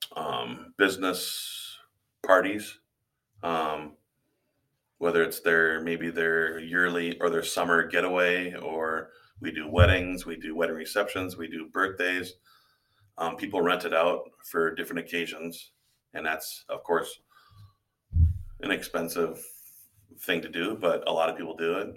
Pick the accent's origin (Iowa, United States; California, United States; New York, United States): Iowa, United States; Hartley; also born or lived in Wayne, Nebraska; I grew up in Hartley, Iowa, which is about a half hour away from here